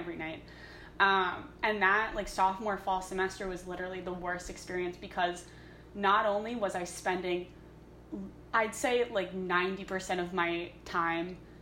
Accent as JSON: {"language": "English", "town": "New York City", "region": "New York", "country": "United States", "tie": "born or raised there", "moved": "as an adult", "lives_now": "Ithaca, United States", "said": "I had lived in New York City my entire life"}